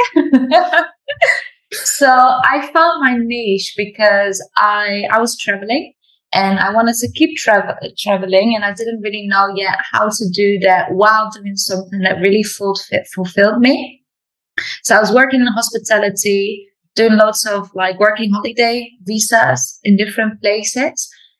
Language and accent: English; Netherlands; English is a second language; moved away as an adult; I was born in the Netherlands and traveled a lot, practiced a lot of yoga, traveled around the world, and actually moved back here 3 months ago.